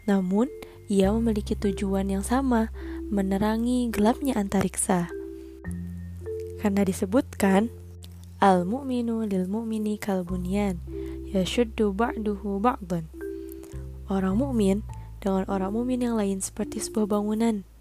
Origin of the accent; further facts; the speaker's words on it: Cimahi, West Java, Indonesia; born there; Kemudian aku dilahirkan di Cimahi nih, Jawa Barat